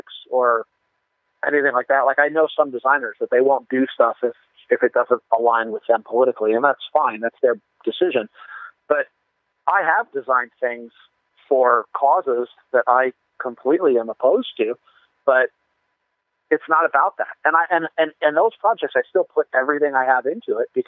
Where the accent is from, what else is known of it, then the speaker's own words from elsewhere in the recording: Colorado, United States; also born or lived in New Jersey / Fort Collins; I was 4 when we moved to Colorado from New Jersey